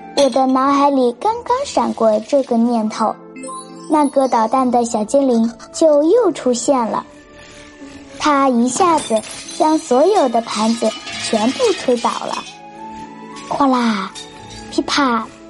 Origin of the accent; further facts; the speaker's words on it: Ganzhou, Jiangxi, China; 我是来自江西省赣州市的